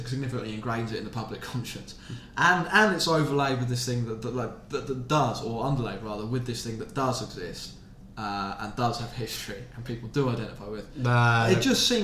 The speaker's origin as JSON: {"language": "English", "region": "South of England", "country": "United Kingdom", "tie": "born or raised there", "said": "me and Ross, we are born in the South of England."}